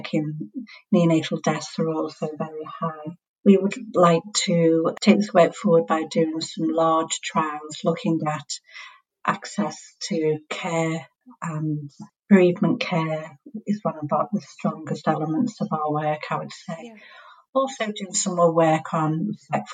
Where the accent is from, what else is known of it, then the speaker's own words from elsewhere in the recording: Liverpool, North West England, United Kingdom; accent: Scouse; for those of you who know accents, know that I'm from Liverpool